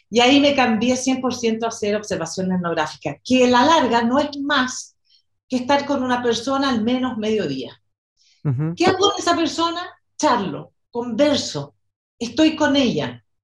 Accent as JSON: {"language": "Spanish", "country": "Chile", "also_born_or_lived": "New York / Brazil / Argentina / Mexico", "said": "bueno, soy chilena, nací aquí y viví en diferentes lugares en Latinoamérica y en Estados Unidos, en Nueva York, en Brasil, en Argentina"}